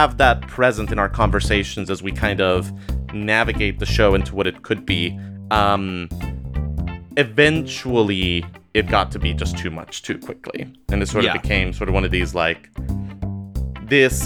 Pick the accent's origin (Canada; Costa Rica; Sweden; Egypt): Costa Rica; now in United States; I'm originally from Costa Rica. I immigrated to the United States